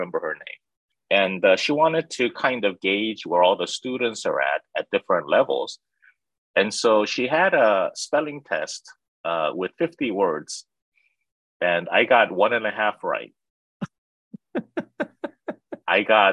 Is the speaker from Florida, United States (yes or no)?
no; Los Angeles, California, United States; also born or lived in South Korea; now in Cranford, United States; I was 8 years old at the time, and we flew from Korea to Los Angeles, LAX. And that started my journey in America as an eight-year-old. And yes, I grew up in Los Angeles